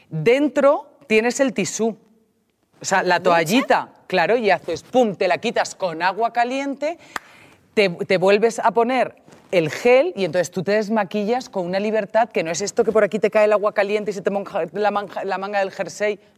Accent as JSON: {"language": "Spanish", "region": "Valencian Community", "country": "Spain", "said": "claro, yo soy alicantina y esto, como vas bajando"}